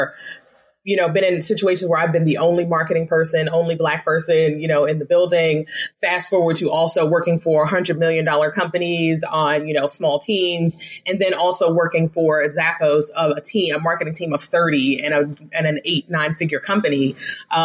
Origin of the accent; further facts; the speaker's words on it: Baltimore, Maryland, United States; moved away as an adult; also born or lived in Las Vegas, Nevada; I am born and raised in Baltimore, Maryland